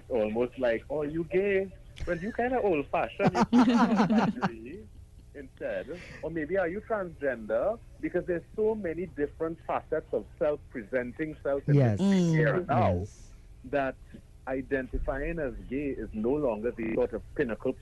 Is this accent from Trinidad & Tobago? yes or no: yes; Paramin, Trinidad & Tobago; I grew up in Paramount